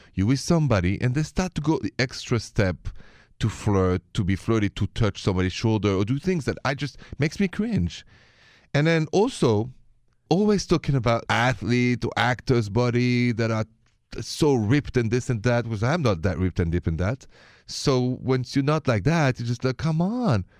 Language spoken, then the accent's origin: English; Paris, Île-de-France, France; accent: French; now in United States; My accent is French. I'm from Paris, but I live here, work here, and love being an American citizen.